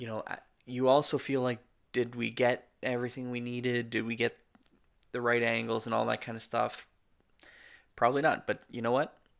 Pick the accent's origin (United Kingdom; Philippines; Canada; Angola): Canada; We're Canadian filmmakers